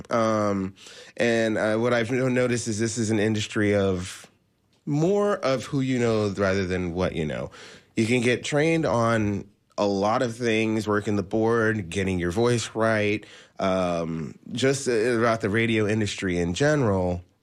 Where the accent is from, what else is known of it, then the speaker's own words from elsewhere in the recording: Washington, D.C., District of Columbia, United States; also born or lived in Maryland / Virginia / Orlando; now in Tampa, United States; after that, we moved to the Washington, D.C. area. And I consider that my hometown. Um, I lived in uh, Maryland and Virginia, uh, but it was all surrounding the Washington, D.C. area. And then uh, 2006, I moved to Florida.